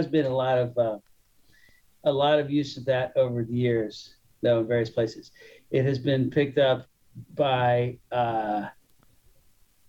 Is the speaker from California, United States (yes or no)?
yes; California, United States; As a Californian